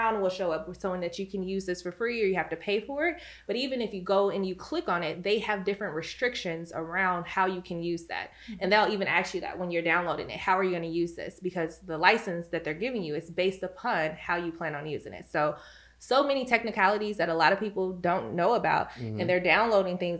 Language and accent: English; Chicago, Illinois, United States; I'm from Chicago. And so in my home state of Illinois